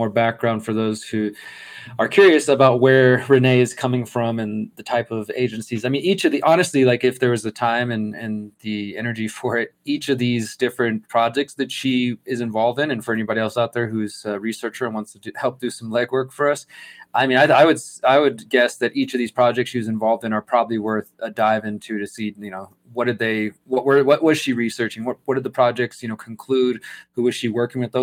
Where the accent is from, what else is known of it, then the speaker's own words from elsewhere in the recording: Texas, United States; moved away; I'm from Texas originally